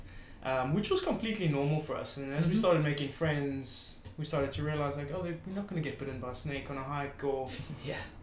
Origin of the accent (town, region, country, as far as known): South Africa; born or raised there; moved away as an adult; now in Ireland